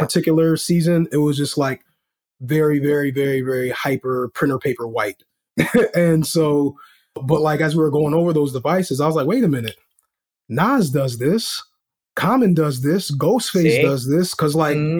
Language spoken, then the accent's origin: English; Rochester, New York, United States; also born or lived in Washington, District of Columbia, United States; I am from Rochester, New York, born in DC, but raised here